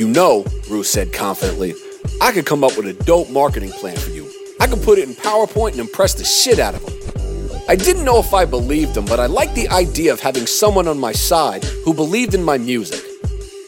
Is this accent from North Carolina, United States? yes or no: yes; Durham, North Carolina, United States; born or raised there; moved away as an adult; also born or lived in New York